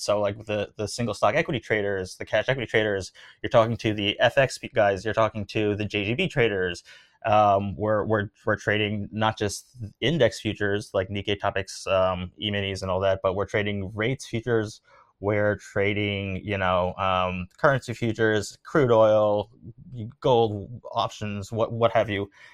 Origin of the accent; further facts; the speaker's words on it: United States; moved away as an adult; also born or lived in New York / Tokyo; I'm born and raised in the United States